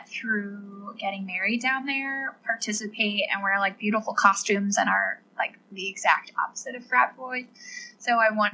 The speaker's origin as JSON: {"language": "English", "town": "Philadelphia", "region": "Pennsylvania", "country": "United States", "said": "we're both from the Philly area. So, both of our families are close"}